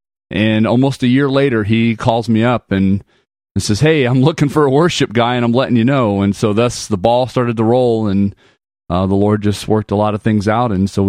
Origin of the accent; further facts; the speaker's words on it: Panama; born there; also born or lived in Germany / Arizona / Texas / Atlanta; My dad was in the military, and so we've lived pretty much around the world. I was born in Panama, Central America. We lived in Germany, Arizona, Texas. Finally landed in Atlanta